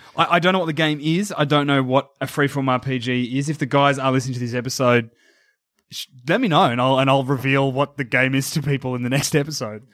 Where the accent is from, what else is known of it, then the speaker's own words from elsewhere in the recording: Geelong, Victoria, Australia; accent: Australian; I'm from Geelong